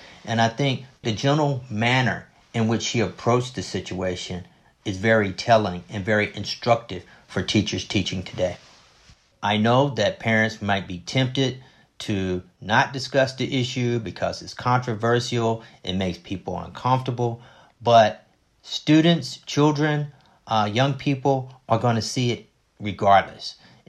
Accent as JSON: {"language": "English", "town": "Rock Hill", "region": "South Carolina", "country": "United States", "tie": "born or raised there", "said": "And I also had some great teachers myself growing up in Rock Hill, South Carolina."}